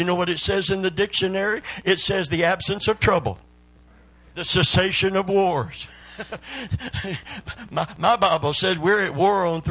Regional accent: Kentucky, United States; I'm from Kentucky

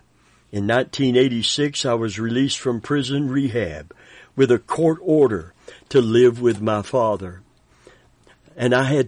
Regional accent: Grand Rapids, Michigan, United States; I was born and raised in Grand Rapids, Michigan. I have incredible parents and 7 brothers and sisters.

